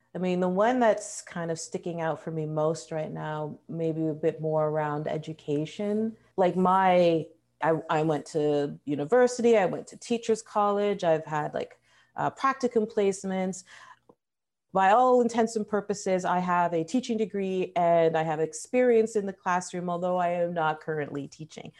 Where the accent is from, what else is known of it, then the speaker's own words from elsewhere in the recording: Toronto, Ontario, Canada; also born or lived in Trinidad and Tobago; I was born here in Canada. My family came from Trinidad and Tobago. I'm currently working for a food bank here in Toronto